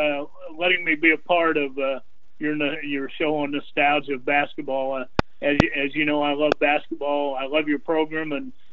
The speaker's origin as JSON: {"language": "English", "area": "Mount Pleasant, near Loogootee", "region": "Indiana", "country": "United States", "tie": "born or raised there", "moved": "yes", "said": "where my old home was, a place called Mount Pleasant, a couple of miles out of town."}